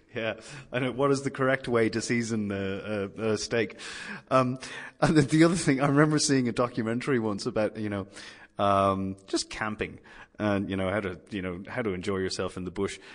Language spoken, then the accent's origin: English; Ireland; now in Sydney, Australia; my home country, Ireland